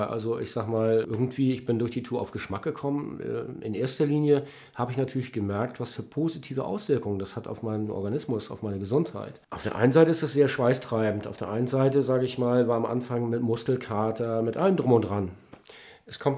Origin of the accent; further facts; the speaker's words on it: Kappeln, Schleswig-Holstein, Germany; liegt die Stadt Kappeln, meine alte Heimat. Da möchte ich hin.